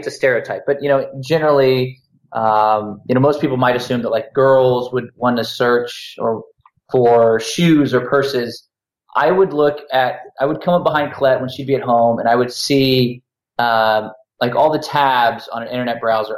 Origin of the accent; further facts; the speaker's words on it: United States; being an American